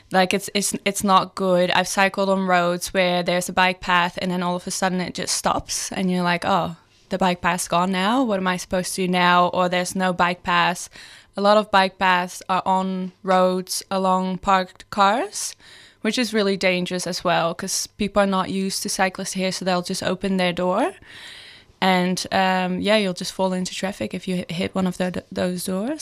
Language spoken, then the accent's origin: English; Netherlands; moved away as an adult; now in Melbourne, Australia; I'm originally from the Netherlands.